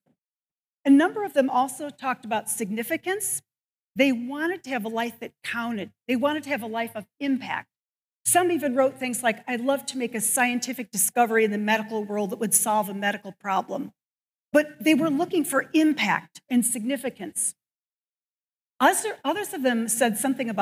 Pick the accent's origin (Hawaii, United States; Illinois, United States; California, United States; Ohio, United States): Illinois, United States; Evanston; also born or lived in Northbrook, Illinois; I grew up in Evanston and then Northbrook.